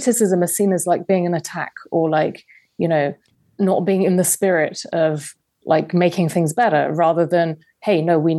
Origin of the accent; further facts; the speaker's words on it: London, United Kingdom; I grew up in London, in England.